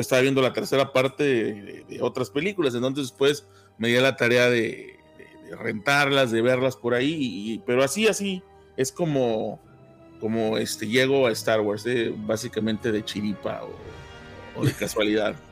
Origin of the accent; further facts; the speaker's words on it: Tampico, Tamaulipas, Mexico; now in Arlington, United States; México, de donde soy yo, soy Tampico Madero, de la zona del sur de Tamaulipas